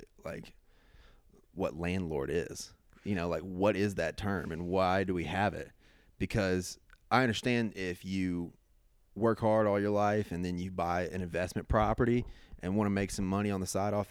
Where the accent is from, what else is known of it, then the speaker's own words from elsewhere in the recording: Little Rock, Arkansas, United States; Grew up in Arkansas, grew up in Little Rock, sort of the outskirts, but kind of in the inner city